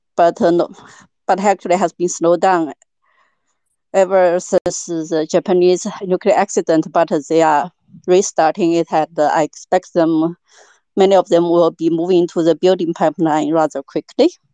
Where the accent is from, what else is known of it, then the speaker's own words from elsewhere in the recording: Sichuan, China; now in Germany; I'm from Sichuan province, basically the epicenter of the drought